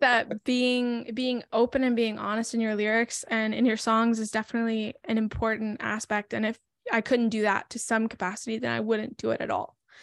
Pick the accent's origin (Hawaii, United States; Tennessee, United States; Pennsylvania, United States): Tennessee, United States; I'm from Tennessee, which is also where I currently live.